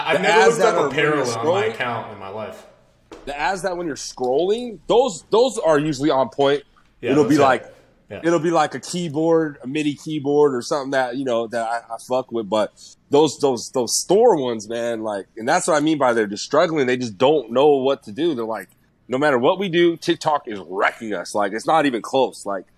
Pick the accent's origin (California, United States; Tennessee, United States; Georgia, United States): California, United States; Bay Area; I'm from the Bay Area